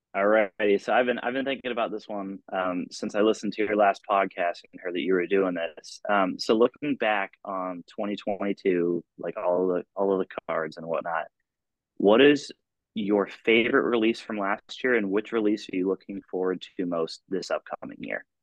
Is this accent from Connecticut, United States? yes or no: no; Ithaca, New York, United States; also born or lived in Rochester, New York; I'm originally from Ithaca, New York.